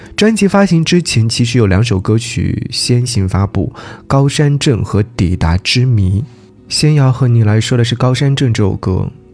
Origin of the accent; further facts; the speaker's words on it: Jiangsu, China; also born or lived in Nanjing; 作为江苏人